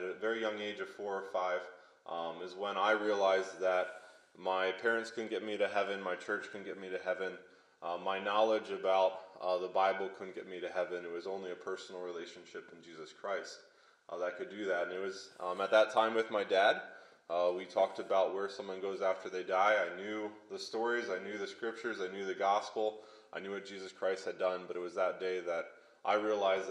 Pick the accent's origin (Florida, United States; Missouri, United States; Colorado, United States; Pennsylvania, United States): Pennsylvania, United States; Lebanon; I grew up in Lebanon, Pennsylvania. It's near Hershey, Pennsylvania